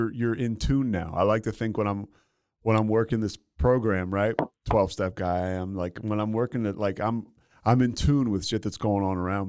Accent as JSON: {"language": "English", "town": "Philadelphia", "region": "Pennsylvania", "country": "United States", "tie": "born or raised there", "said": "I grew up in Philly"}